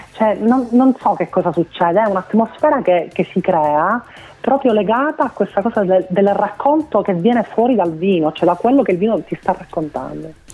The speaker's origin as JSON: {"language": "Italian", "region": "Sicily", "country": "Italy", "said": "resto legata alla mia terra"}